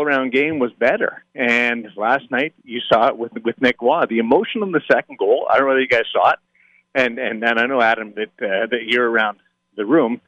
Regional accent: Brandon, Manitoba, Canada; now in Las Vegas, United States; I'm Canadian. I'm from the middle of Canada, the prairies, as we call it

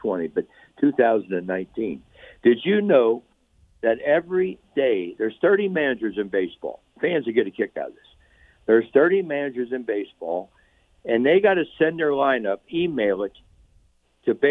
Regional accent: Cincinnati, Ohio, United States; I'm from Cincinnati, Ohio

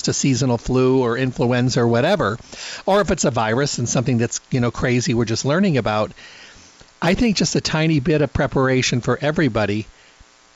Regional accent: Midwest, United States; I'm from the Midwest

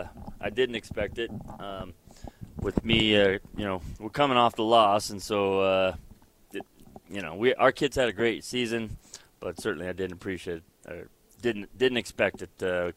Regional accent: Moapa, Nevada, United States; I was born and raised out in Moapa, mm-hmm. graduated from Moapa, and I've come back and been the head coach there now 22 years.

